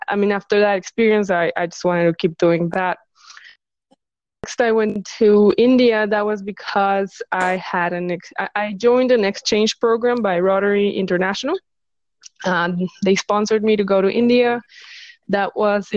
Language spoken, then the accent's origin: English; Mexico; moved away as an adult; also born or lived in Los Angeles, United States; I decided I want to move back to my home country and open my own business. So I came back here, Mexico